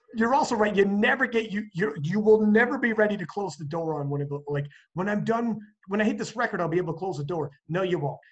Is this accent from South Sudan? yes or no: no; Canada; I'm from Canada